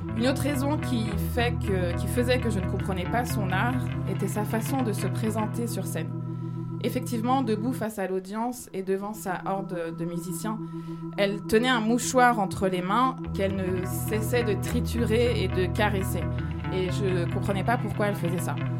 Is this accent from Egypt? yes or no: yes; Cairo, Cairo Governorate, Egypt; moved away; mon enfance au Caire